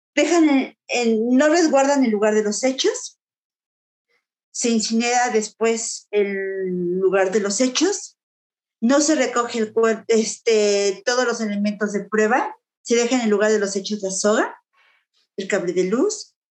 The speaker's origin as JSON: {"language": "Spanish", "region": "Puebla", "country": "Mexico", "moved": "yes", "said": "mi pueblo, yo soy de en Puebla"}